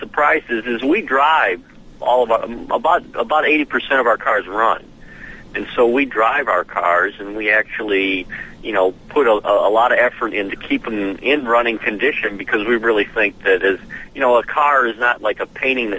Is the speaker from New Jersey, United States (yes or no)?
no; Romeo, Michigan, United States; now in Nashville, United States; we grew up in Romeo, north of Detroit, small town, maybe 10,000 people